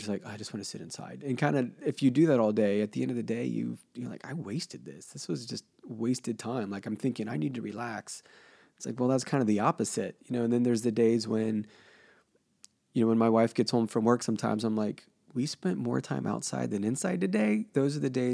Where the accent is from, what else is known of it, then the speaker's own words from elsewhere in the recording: Cincinnati, Ohio, United States; growing up in Cincinnati, at my grandparents' house